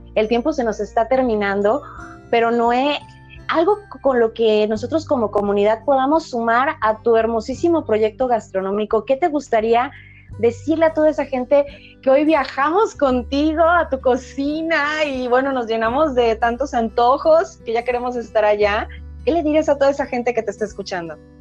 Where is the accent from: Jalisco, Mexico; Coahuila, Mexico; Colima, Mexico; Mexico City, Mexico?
Colima, Mexico; soy de Colima